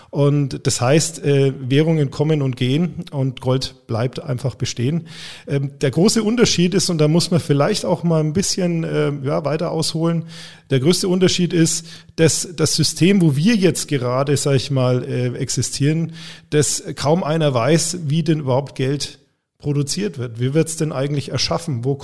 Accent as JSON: {"language": "German", "region": "Bavaria", "country": "Germany", "said": "Ich komme aus Franken, nicht aus Bayern."}